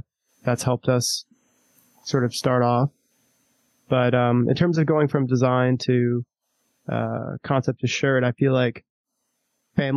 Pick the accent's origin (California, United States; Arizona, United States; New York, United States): New York, United States; Long Island; I grew up on Long Island